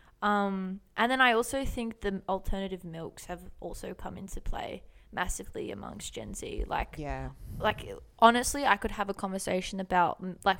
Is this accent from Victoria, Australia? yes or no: yes; Melbourne, Victoria, Australia; We're from Melbourne.